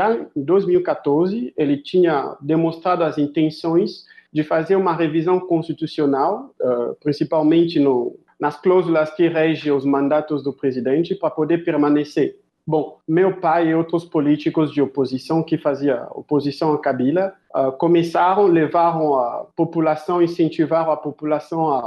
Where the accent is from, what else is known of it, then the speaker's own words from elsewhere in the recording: Kinshasa, DR Congo; Portuguese is a second language; also born or lived in Johannesburg, South Africa; now in Brazil; eu, eu nasci no, na República Democrática do Congo, em Kinshasa, que é o capital do Congo. Eu morri uma parte, eu passei minha infância em uh, ah, Joanesburgo e Kinshasa. Minha mãe é sul-africana